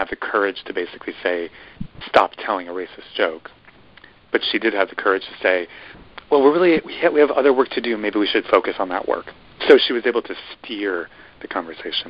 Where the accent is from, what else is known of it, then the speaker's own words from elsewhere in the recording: Midwest, United States; I'm from the Midwest